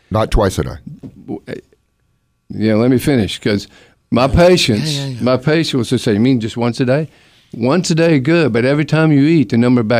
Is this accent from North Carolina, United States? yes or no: yes; Durham, North Carolina, United States; I'm from Durham. I use toothpicks, but you got to put it in the handle, you know